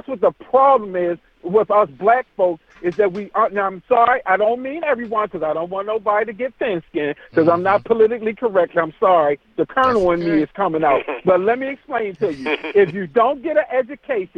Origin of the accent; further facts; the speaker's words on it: New York City, New York, United States; I came from the hood. We grew up in Hamel with a housing project in Queens, New York